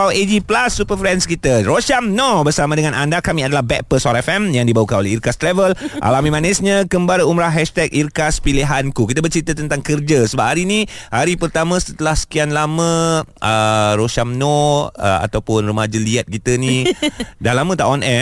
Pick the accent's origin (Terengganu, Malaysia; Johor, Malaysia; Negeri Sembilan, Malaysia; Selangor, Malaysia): Johor, Malaysia; Aku, aku, aku besar kat Johor bang